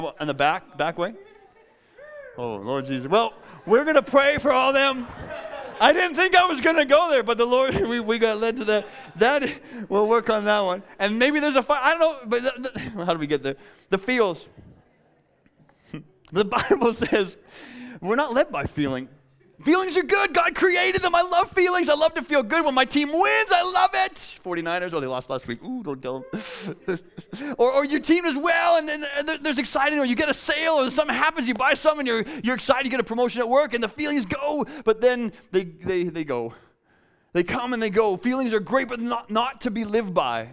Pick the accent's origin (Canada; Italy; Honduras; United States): Canada; a town south of Winnipeg, Manitoba; now in Vancouver, Canada; I'm from Winnipeg. It's flat. It's boring. Actually, I'm from a town south of Winnipeg